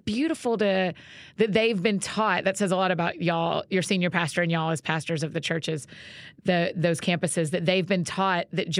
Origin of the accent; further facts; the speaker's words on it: Georgia, United States; because I'm from Georgia